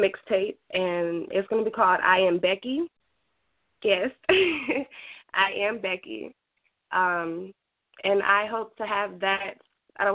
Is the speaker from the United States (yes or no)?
yes; Goldsboro, North Carolina, United States; I'm from Goldsboro, North Carolina.